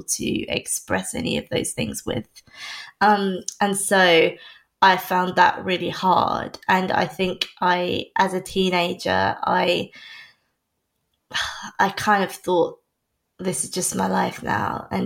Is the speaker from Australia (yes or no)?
no; North Norfolk, East of England, United Kingdom; moved away as an adult; also born or lived in London; I was born in London, and then when I was three, my parents decided, as a lot of people do, that it wasn't, for whatever reason, the best place to start a family. So my parents and I moved to North Norfolk, the North Norfolk coast, where I spent the rest of my childhood until I was 18